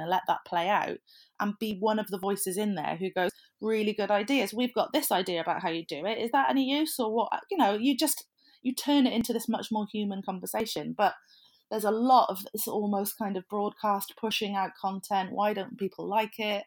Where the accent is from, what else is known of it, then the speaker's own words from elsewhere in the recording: South Wales, United Kingdom; I'm from South Wales, so I can't think of the word lush without thinking of positive things